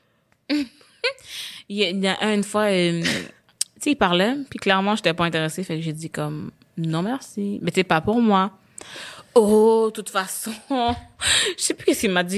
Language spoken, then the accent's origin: French; Quebec, Canada